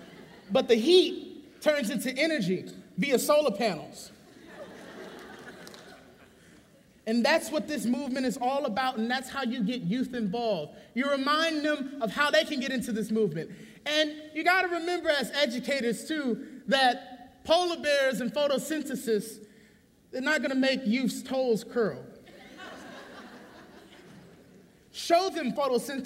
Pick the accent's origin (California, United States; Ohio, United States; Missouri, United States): California, United States; San Francisco; growing up in the low-income neighborhood, I thought, I'm from San Francisco